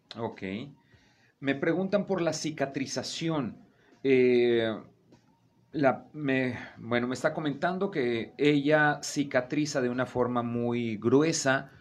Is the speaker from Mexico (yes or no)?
yes; Veracruz, Mexico; yo soy de, el sur, yo soy de Veracruz